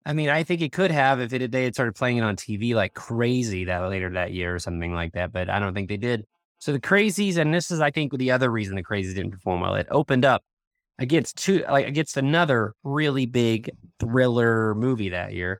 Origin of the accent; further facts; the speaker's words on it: outside of Tulsa, Oklahoma, United States; we grew up outside of Tulsa